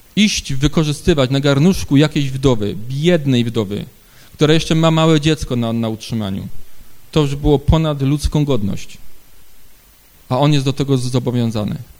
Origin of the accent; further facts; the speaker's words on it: Ustroń, Silesian Voivodeship, Poland; u nas w Ustroniu